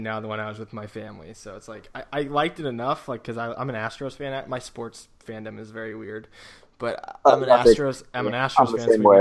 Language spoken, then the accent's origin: English; St. Louis, Missouri, United States; I grew up in St. Louis, and I lived in St. Louis at the time.